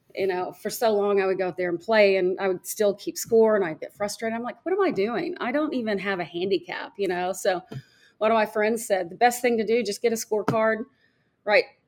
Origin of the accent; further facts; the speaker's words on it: Fayetteville, Arkansas, United States; I grew up in Fayetteville, Arkansas